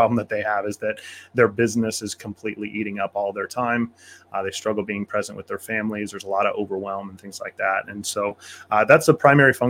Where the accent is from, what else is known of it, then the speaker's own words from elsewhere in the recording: Kansas, United States; I grew up on Kansas farm country.